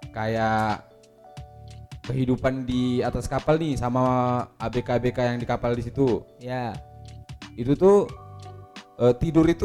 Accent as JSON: {"language": "Indonesian", "region": "North Sumatra", "country": "Indonesia", "tie": "born or raised there", "said": "Jadi waktu itu saya kebetulan masih e, mendapat kesempatan di kampung saya sendiri di Danau Toba."}